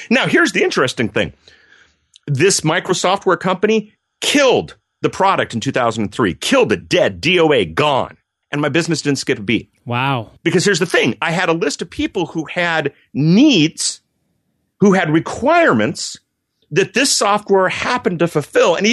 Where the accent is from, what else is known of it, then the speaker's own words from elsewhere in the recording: Germany; I grew up in Germany. My folks worked for the U.S. military